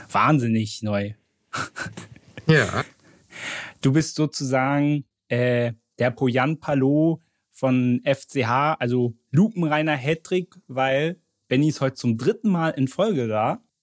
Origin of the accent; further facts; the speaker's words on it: Berlin, Germany; ich war als Berliner noch nie beim BER